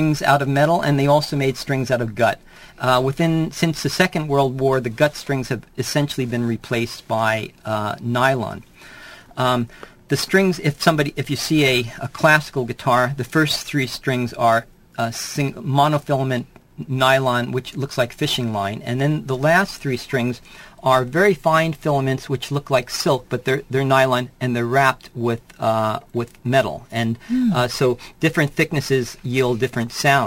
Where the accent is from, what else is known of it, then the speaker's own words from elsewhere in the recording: Anaheim / Corona del Mar, California, United States; also born or lived in New Jersey / Santa Barbara, California; I was born in New Jersey, but we came to California in 1962, and we lived in Anaheim a few years. I went to school there, and then I went to Corona del Mar, and I graduated there